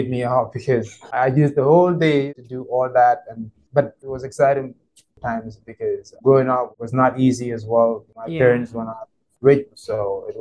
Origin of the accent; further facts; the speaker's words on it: Banjul, Gambia; I'm from the Gambia. What can I say? I mean, I was born in Banjul. That's the capital city of the Gambia. In a family of 6, went to school in Banjul as well